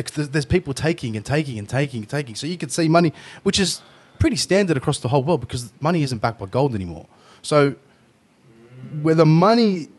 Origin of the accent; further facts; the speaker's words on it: Australia; born there; As a Australian Lebanese person, if you'll call it that, because I'm born here